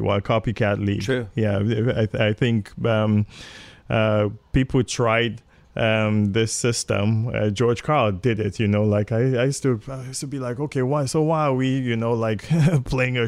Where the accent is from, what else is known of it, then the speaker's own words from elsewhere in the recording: Nigeria; moved away; also born or lived in England / Toronto, Canada; I grew up in Nigeria. I was, I was born in England, but I only lived there for nine months, and my parents moved back to Nigeria